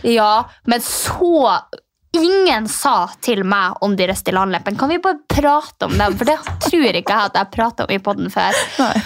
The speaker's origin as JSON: {"language": "Norwegian", "region": "Finnmark", "country": "Norway", "said": "jeg er fra Finnmark"}